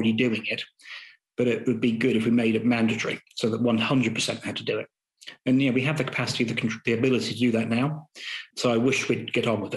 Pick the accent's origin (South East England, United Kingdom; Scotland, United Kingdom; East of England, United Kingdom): East of England, United Kingdom; Gorleston; also born or lived in Norwich; I grew up in Goulston, which is equidistant between Great Yarmouth and Lowestoft